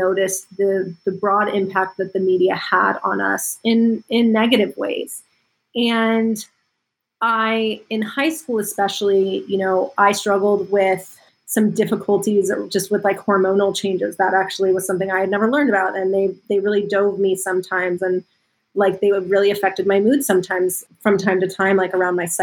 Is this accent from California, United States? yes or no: yes; Los Angeles, California, United States; I grew up in Los Angeles and I was sort of deeply entrenched in Hollywood and entertainment